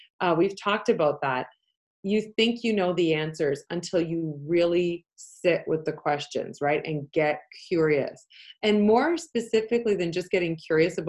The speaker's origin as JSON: {"language": "English", "country": "Canada", "first_language": "Polish", "second_language": "English", "said": "I'm from Canada."}